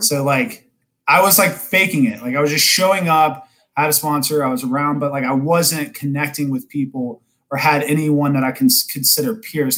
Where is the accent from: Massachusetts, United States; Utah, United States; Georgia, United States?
Georgia, United States; Kennesaw; now in North Atlanta, United States; not Atlanta itself, but I grew up in Kennesaw